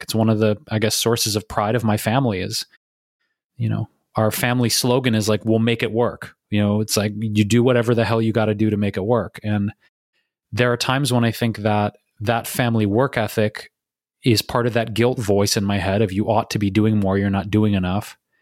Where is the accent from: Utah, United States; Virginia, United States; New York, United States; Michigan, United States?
Michigan, United States; Detroit; moved away; back here in my hometown of Detroit, Michigan